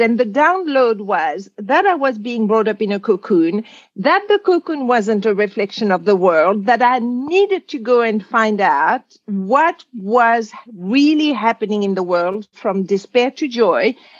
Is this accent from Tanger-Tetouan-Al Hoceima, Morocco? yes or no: no; Casablanca, Casablanca-Settat, Morocco; also born or lived in Algeria; I was born in Algeria, which was at the time a French colony. And at two years old, there was a war of independence. And my father was a farmer and he had some property near Casablanca, Morocco. So they moved